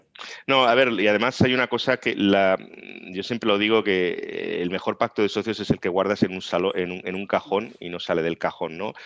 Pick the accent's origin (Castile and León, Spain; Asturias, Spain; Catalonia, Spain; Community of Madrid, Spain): Catalonia, Spain; Tarragona; also born or lived in Navarra; yo nací en Tarragona